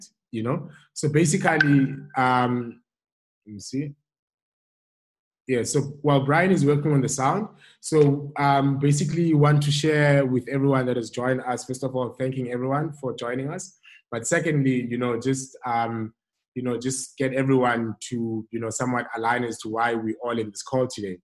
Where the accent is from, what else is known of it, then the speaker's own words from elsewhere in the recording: Cape Town, Western Cape, South Africa; also born or lived in Germany / Hout Bay; born and bred in Cape Town, grew up in Khayelitsha, Site B Co M. I'm currently stay in Hout Bay